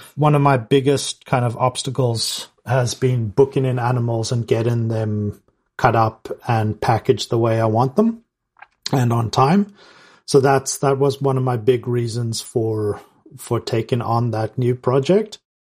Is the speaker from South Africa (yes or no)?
yes; South Africa; moved away; growing up in South Africa as well